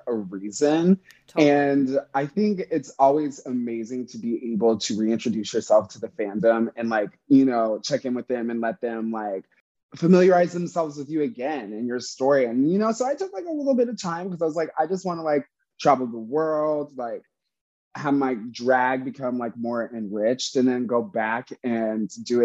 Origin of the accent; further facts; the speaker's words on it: Plainfield, Illinois, United States; also born or lived in Warsaw, Indiana; I was born in this small little town called Warsaw, Indiana. And then when I was 5, we moved to Illinois, to a small town called Plainfield, where I spent the majority of, I was basically there until I grew up and graduated high school